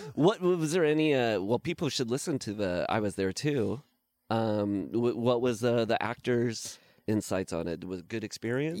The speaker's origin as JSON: {"language": "English", "region": "Midwest", "country": "United States", "moved": "yes", "lives_now": "Los Angeles, United States", "said": "I'm from the Midwest"}